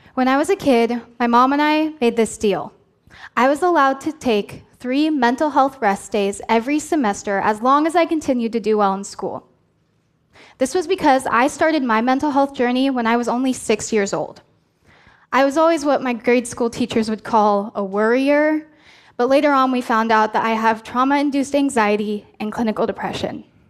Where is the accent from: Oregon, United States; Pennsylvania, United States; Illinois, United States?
Oregon, United States; I was president of the Oregon Association of Student Councils